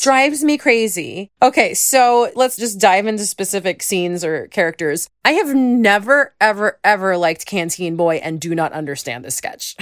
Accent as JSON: {"language": "English", "area": "Long Island", "region": "New York", "country": "United States", "tie": "born or raised there", "said": "I grew up on Long Island"}